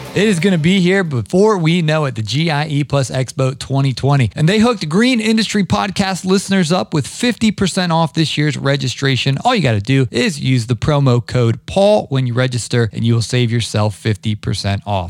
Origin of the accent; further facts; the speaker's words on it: Ohio, United States; now in Atlanta, United States; I grew up in Ohio, so I'm a big Big Ten guy. I live down here in Atlanta